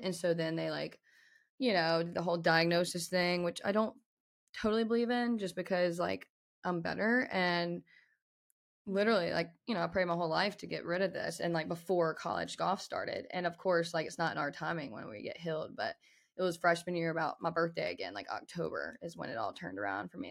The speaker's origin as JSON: {"language": "English", "area": "Winston-Salem", "region": "North Carolina", "country": "United States", "tie": "born or raised there", "said": "Winston-Salem where I was born"}